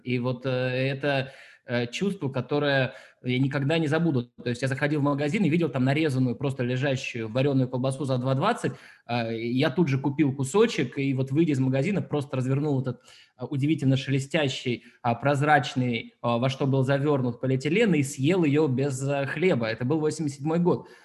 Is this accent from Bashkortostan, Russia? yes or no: yes; Ufa, Bashkortostan, Russia; moved away; also born or lived in Paris; я родился в Уфе